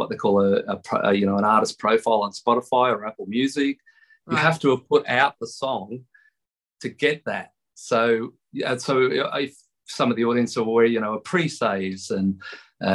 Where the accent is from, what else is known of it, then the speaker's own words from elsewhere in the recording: Tamworth, New South Wales, Australia; growing up in Tamworth